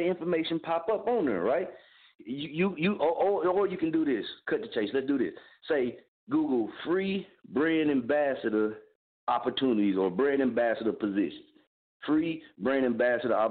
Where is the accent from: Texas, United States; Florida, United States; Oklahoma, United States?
Oklahoma, United States; Muskogee; now in Wichita, United States; I'm from Muskogee, Oklahoma. I reside in Wichita, Kansas